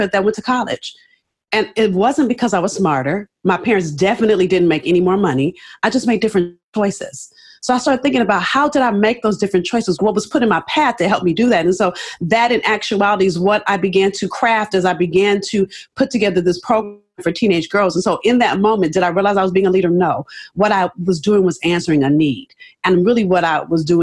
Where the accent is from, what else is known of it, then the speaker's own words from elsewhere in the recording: Los Angeles, California, United States; I'm from South Central Los Angeles